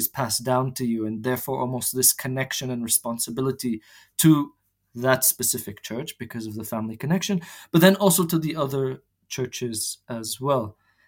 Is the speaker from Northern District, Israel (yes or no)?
no; Jerusalem, Jerusalem District, Israel; So indeed, yes, I was born and raised in Jerusalem, but neither of my parents are actually from the city.